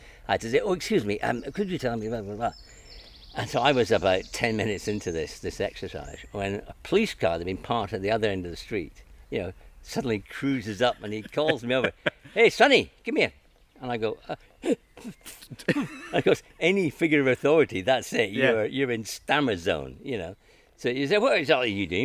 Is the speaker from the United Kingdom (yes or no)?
yes; Edinburgh, Scotland, United Kingdom; also born or lived in Glasgow; now in London, United Kingdom; I was born in Glasgow, and I moved to Edinburgh when I was 5. So I was born in 54, so I'm now 66 years old. My father moved through to Edinburgh, and I grew up in Edinburgh